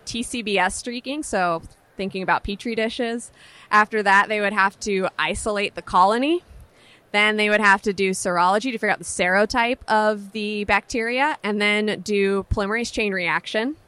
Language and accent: English; San Francisco, California, United States; Growing up in San Francisco